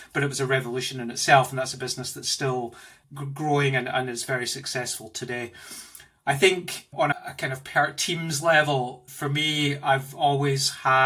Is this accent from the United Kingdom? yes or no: yes; Glasgow, Scotland, United Kingdom; moved away as an adult; also born or lived in Australia / Indonesia / Germany; now in London, United Kingdom; You can probably hear from my accent that I'm not originally from here. I'm from Glasgow